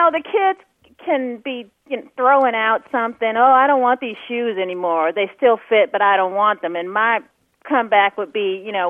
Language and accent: English; Houston, Texas, United States; also born or lived in Allen, Texas; I am originally from Houston, Texas.